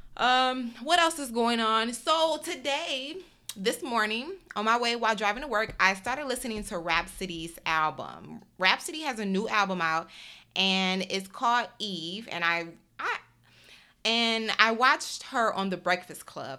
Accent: Detroit, Michigan, United States; moved away; also born or lived in Chicago / Houston / New York; I grew up in Detroit

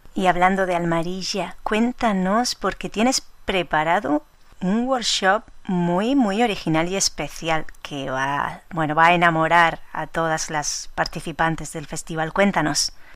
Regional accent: Almería, Andalusia, Spain; mi tierra, Almería

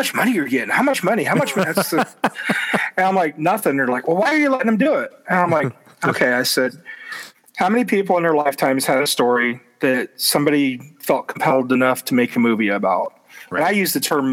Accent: Ottumwa, Iowa, United States; my hometown of Ottumwa

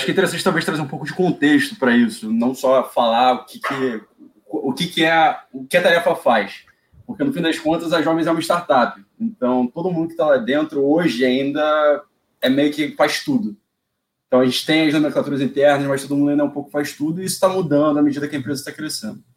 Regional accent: Rio de Janeiro, Brazil; Eu sou daqui.

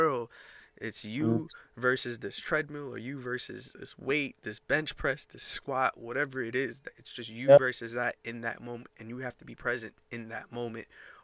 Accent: New York, United States; I'm a DJ. I'm from New York.

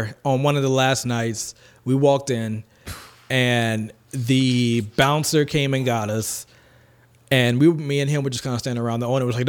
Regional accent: United States; proud to be an American

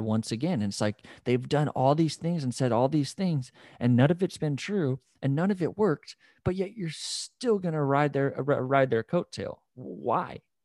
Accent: United States; We're all Americans, we're all Americans

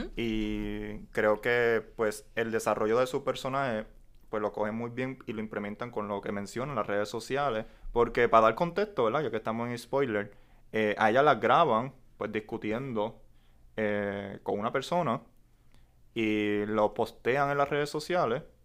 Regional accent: Puerto Rico

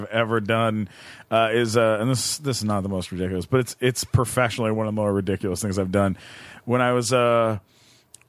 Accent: London, Ontario, Canada; London, Ontario, Canada

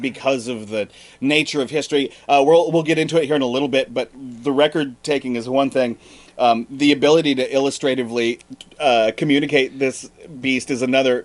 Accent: Montana, United States; moved away; I'm originally from Montana

